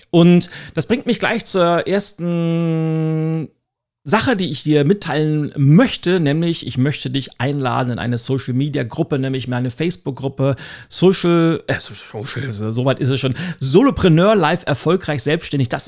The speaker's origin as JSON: {"language": "German", "region": "Northern Germany", "country": "Germany", "said": "Und selbst für mich als Norddeutsche, ich bin ja ein großer Trachten-Fan."}